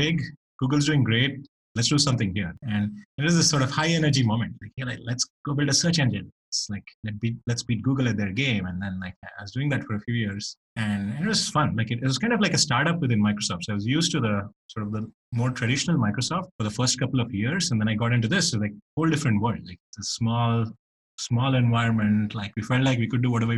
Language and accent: English; Bangalore, Karnataka, India; moved away; it was even rarer when I grew up in India in Bangalore